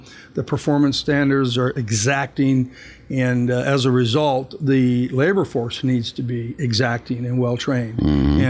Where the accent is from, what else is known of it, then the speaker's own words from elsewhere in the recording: Tucson, Arizona, United States; when I was a kid, growing up in Tucson, we would walk through the desert